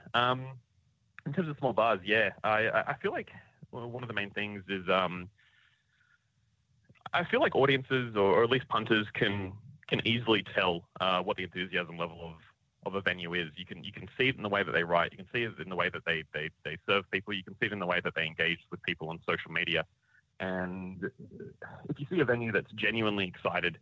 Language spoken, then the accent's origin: English; Canberra, Australian Capital Territory, Australia; moved away as an adult; now in Brisbane, Australia; we grew up down in Canberra, going to the Wigan Pen